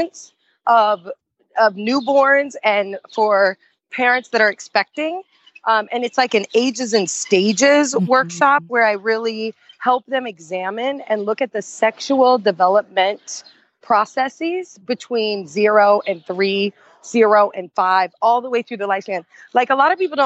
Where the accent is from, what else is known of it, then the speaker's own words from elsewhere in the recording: Indiana, United States; growing up in Indiana with a mother who is a lesbian, I was closeted